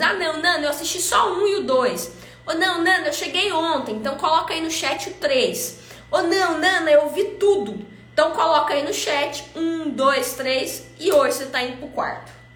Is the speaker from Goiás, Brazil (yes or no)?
yes; Goiânia, Goiás, Brazil; eu fui criada aqui em Goiânia